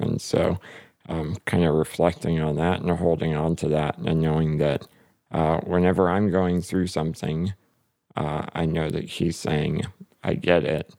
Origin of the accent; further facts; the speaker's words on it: North Carolina, United States; moved away as an adult; now in Fort Wayne, United States; I grew up in North Carolina